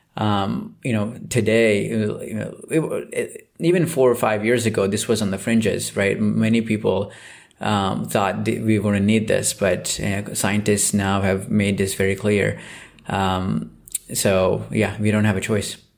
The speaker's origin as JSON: {"language": "English", "region": "Southeast India", "country": "India", "tie": "born or raised there", "moved": "yes", "said": "I grew up in Southeast India"}